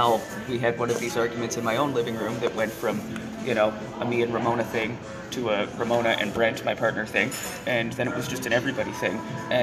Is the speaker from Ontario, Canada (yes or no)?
no; Moncton, New Brunswick, Canada; I grew up in Moncton.